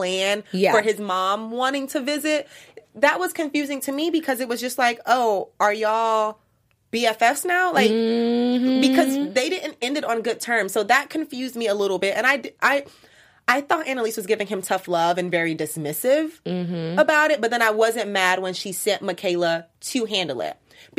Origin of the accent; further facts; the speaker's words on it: Florida, United States; No, I'm Florida.